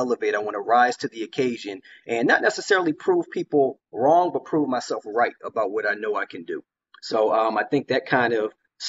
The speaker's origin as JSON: {"language": "English", "town": "Chicago", "region": "Illinois", "country": "United States", "tie": "born or raised there", "also_born_or_lived": "Washington, D.C., United States / Newark, United States / Montclair, United States / Wellesley, United States", "said": "I was born in Washington, D.C., moved around a little bit, you know, Newark, New Jersey, East Orange, Montclair, moved up to Wellesley. But I spent most of my life in the Chicago area."}